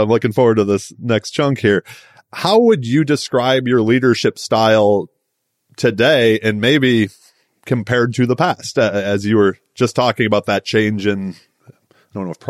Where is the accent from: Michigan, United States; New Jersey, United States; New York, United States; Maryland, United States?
Michigan, United States; moved away as an adult; I'm a guy who was born and raised in Michigan. I was there for my first 30 years, so it will always be home.